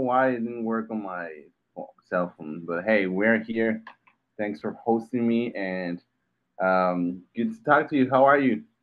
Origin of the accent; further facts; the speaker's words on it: Mexico; I was born and raised in Mexico